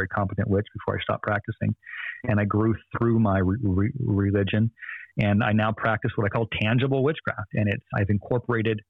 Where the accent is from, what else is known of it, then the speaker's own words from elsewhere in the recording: Phoenix, Arizona, United States; I was born in North Phoenix, Arizona